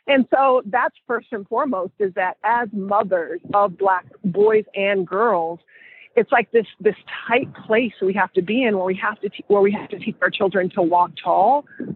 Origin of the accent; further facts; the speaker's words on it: Mississippi, United States; I'm from Mississippi.